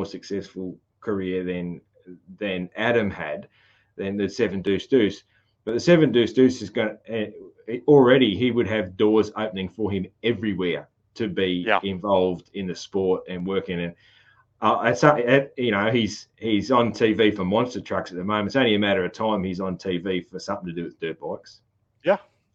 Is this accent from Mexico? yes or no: no; Australia; accent: broad Aussie country (ocker/Bogan); I have a very sort of broad Aussie country accent, so, which runs in the family